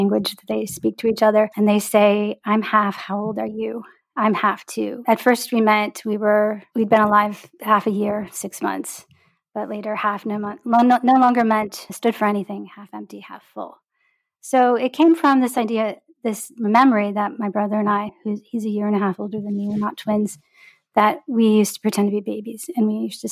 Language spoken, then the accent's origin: English; Detroit, Michigan, United States; a girl growing up in Detroit, where I grew up